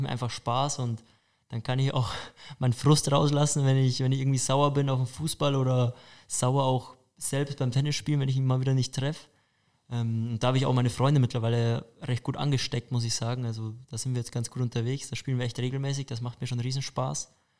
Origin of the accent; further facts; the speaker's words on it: Buchbach, Bavaria, Germany; also born or lived in Altötting / Hamburg; now in Munich, Germany; geboren bin ich in Altötting, aufgewachsen bin ich im Mühldorf am Inn, da in der Richtung, ich weiß nicht, viele würden vielleicht TSV Buchbach kennen, das ist so mein Heimatort